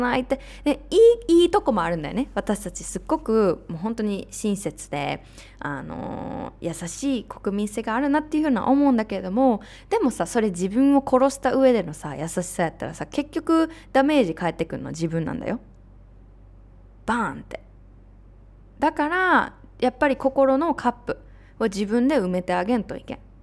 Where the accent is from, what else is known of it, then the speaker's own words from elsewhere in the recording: Japan; also born or lived in United States; now in Mexico; 日本で育ってアメリカで住んで今メキシコ